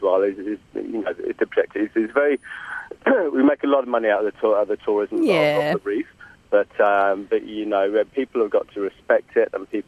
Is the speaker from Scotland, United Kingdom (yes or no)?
no; London, United Kingdom; now in Port Douglas, Australia; I'm from London.